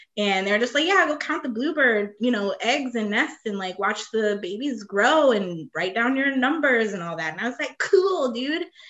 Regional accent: Ohio, United States; moved away as an adult; in Ohio where I'm from

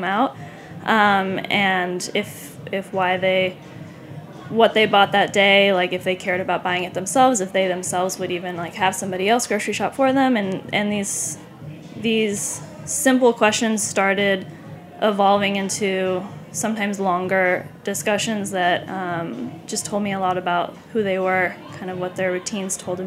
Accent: San Clemente, California, United States; moved away; I'm from Southern California. I'm from a small town

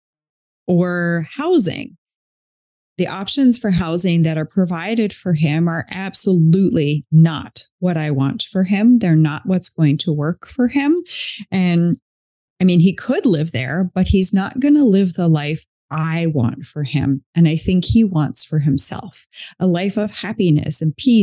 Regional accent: East Coast of Canada, Canada; moved away as an adult; now in West Coast of Canada, Canada; I'm not from where I live now. So I'm on the West Coast of Canada. I'm originally from the East Coast of Canada

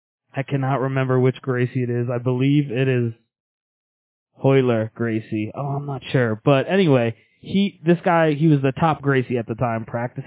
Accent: Long Island, New York, United States; moved away as an adult; also born or lived in Colorado; now in Arizona, United States; I grew up in Long Island

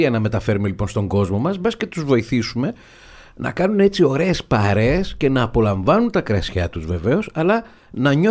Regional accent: Thessaloniki, Central Macedonia, Greece; είμαι από τη Θεσσαλονίκη. εγώ οπότε με τα ξινόμαυρα μεγάλωσα

